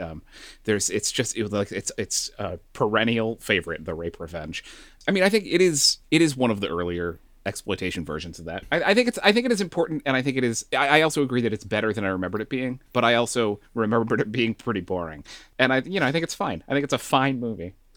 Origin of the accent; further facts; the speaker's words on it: Northeast, United States; now in Texas, United States; growing up in the Northeast